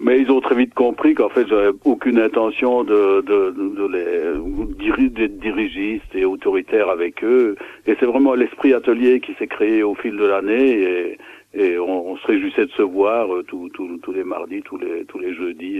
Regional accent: Belgium; now in Gers, France; je suis belge d'origine, donc mhm. j'habitais la Belgique. Maintenant, depuis 40 ans, j'habite dans le dans le Gers

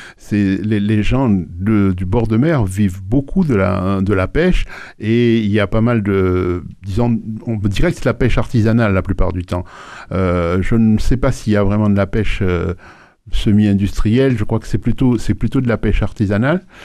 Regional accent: Port-au-Prince, Ouest, Haiti; moved away as an adult; now in France; je suis né à Port-au-Prince en 1947 et je suis venu en France en, à, à, 20

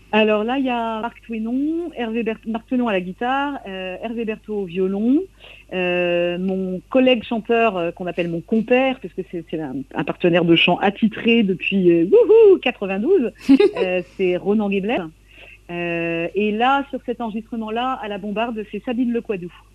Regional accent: coastal Trégor, Brittany, France; je viens du Trégor côtier

